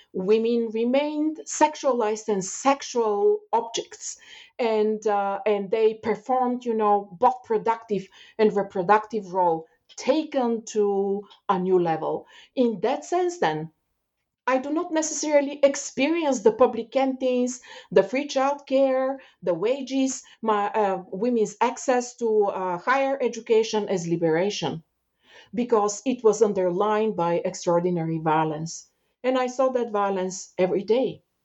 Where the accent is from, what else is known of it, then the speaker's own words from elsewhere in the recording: Bulgaria; moved away as an adult; now in Canada; I left Bulgaria when I was um, 26, 27 years old. Um, but while growing up in Bulgaria